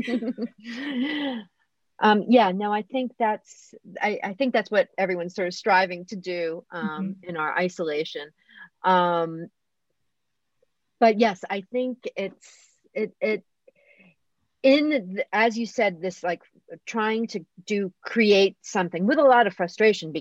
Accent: United States; accent: American; moved away as an adult; also born or lived in Bologna, Italy; now in Rome, Italy; my charming American accent, which I have maintained stubbornly

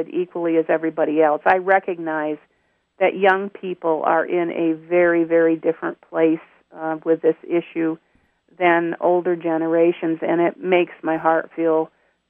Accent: upstate New York, United States; moved away; I'm a native of New York, upstate New York

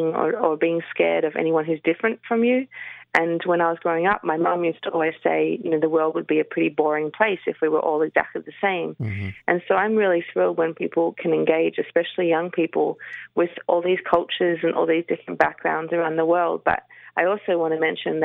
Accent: Melbourne, Victoria, Australia; I grew up in Melbourne.

